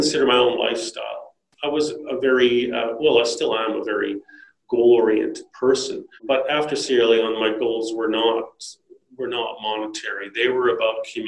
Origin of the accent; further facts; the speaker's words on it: Canada; moved away as an adult; also born or lived in South coast of New South Wales, Australia; now in Australia; I grew up in Canada, and then I moved to Australia with my wife.